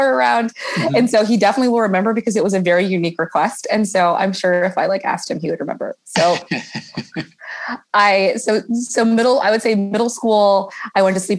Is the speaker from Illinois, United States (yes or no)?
no; Oakland, California, United States; I grew up in Oakland, California